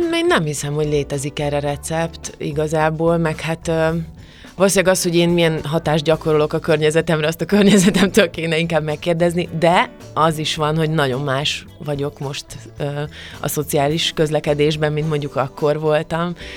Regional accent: Kökény, Baranya, Hungary; Pécs mellett van ez a kis falu, ahol én fölnőttem, de tényleg nagyon közel, szóval tulajdonképpen Melyik? agglomeráció, kökénynek hívják ezt a falut.

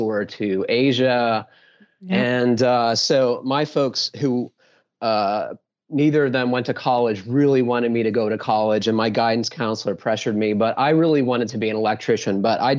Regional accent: Pittsburgh, Pennsylvania, United States; So I grew up in the Pittsburgh area in the mid 80s.

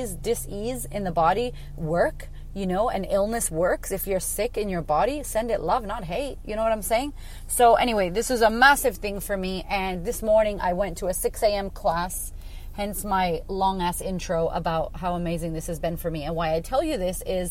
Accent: United States; now in Australia; I live in Australia. I'm American.

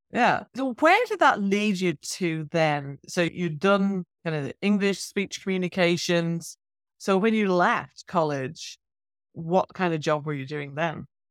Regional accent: Ireland; I grew up in Ireland

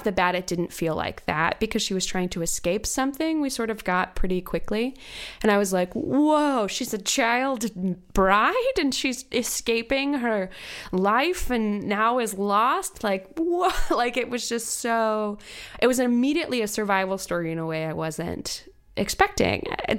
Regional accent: Virginia, United States; born or raised there

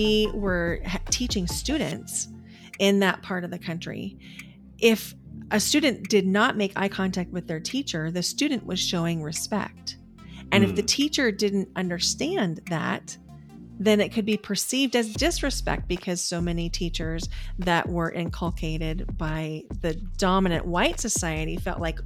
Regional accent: Nebraska, United States; also born or lived in Boise, Idaho; now in Portland, United States; My sister and I grew up in Nebraska

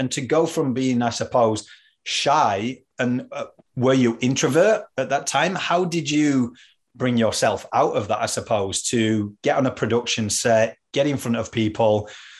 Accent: Yorkshire and the Humber, United Kingdom; accent: Yorkshire; now in Australia; I'm obviously from Yorkshire and I can't lose the accent. Like, so it's a little bit mixed between Australian and Yorkshire, but that's all right.

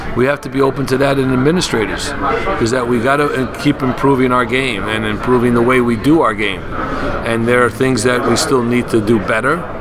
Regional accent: New York City, New York, United States; also born or lived in Long Island; born and raised in the Bronx, Long Island

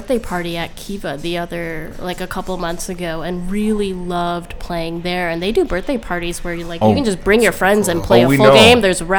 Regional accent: Madison, Wisconsin, United States; I'm born and raised in Madison. Pretty sure I'm a lifer.

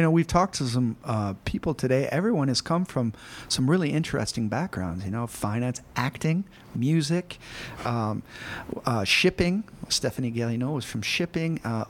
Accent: United States; now in Singapore; I'm married to a lovely French person, and I'm American. And here in Singapore, we can both find our home cultures.

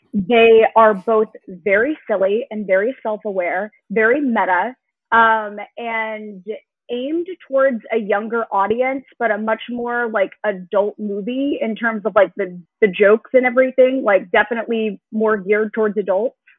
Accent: Denton, Texas, United States; we're both from the same place in Texas

